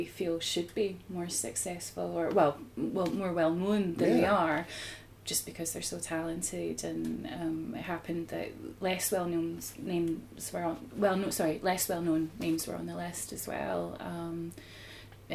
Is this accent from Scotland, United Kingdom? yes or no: yes; Edinburgh, Scotland, United Kingdom; we're from Edinburgh